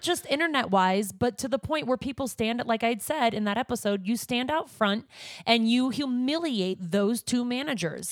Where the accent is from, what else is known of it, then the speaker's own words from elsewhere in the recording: Montana, United States; moved away; growing up in Montana, uh, back when I did grow up in Montana, not recently